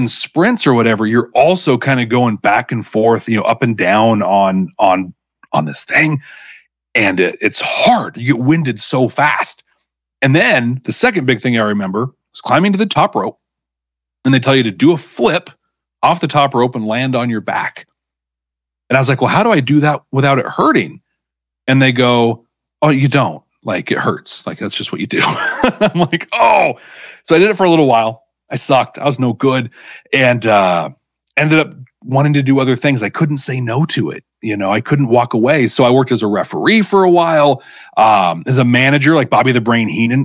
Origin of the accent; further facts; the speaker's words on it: the Northwest, Pacific Northwest, United States; I grew up here in the Northwest